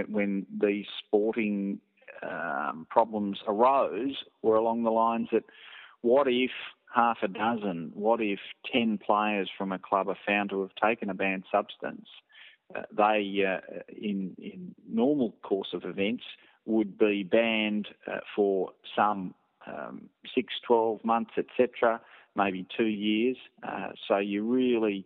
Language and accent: English; Australia; I'm Australian